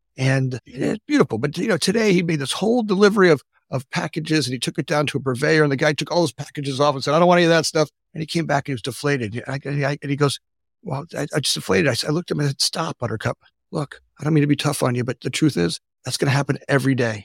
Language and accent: English; South Florida, United States; moved away as an adult; now in Oak Park, Illinois, United States; I grew up in Florida